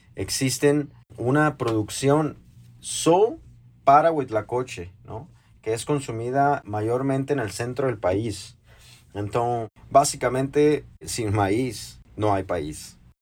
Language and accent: Spanish; Mexico; now in São Paulo, Brazil; para nós, mexicanos